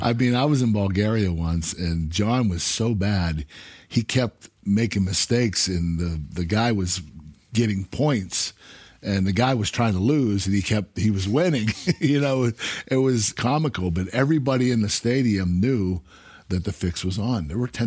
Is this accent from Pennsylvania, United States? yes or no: yes; Pittsburgh, Pennsylvania, United States; I was from Pittsburgh, that was Philadelphia.